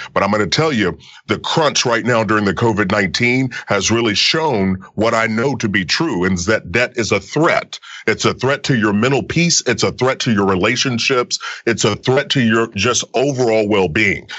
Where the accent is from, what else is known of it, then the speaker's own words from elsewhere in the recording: Kentucky, United States; growing up in Kentucky, you know, little country boy